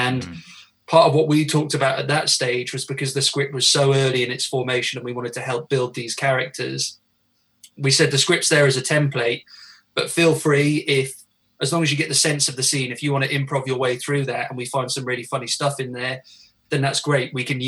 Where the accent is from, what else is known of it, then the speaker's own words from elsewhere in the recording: Wales, United Kingdom; because I know I don't sound it at all, but I am actually Welsh.